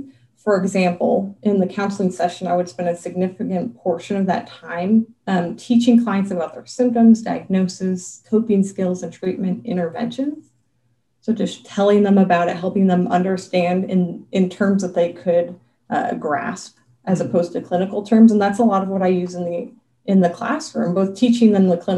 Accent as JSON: {"language": "English", "region": "Western Montana", "country": "United States", "tie": "born or raised there", "also_born_or_lived": "Joplin, Missouri", "moved": "as an adult", "lives_now": "Idaho, United States", "said": "I was born and raised in Western Montana, in a very small town as a preacher's kid."}